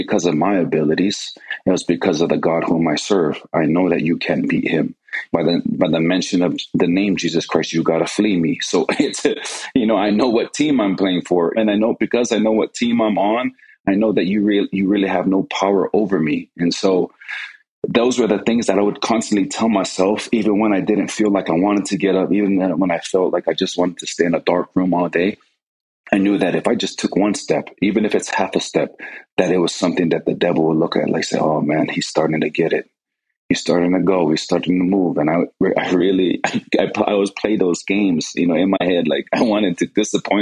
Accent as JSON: {"language": "English", "region": "Hawaii", "country": "United States", "tie": "born or raised there", "moved": "as an adult", "said": "when I was growing up, the church and the scouting program back then, they worked hand in hand. And I remember a lot of times in Hawaii, we'd go on these camping trips."}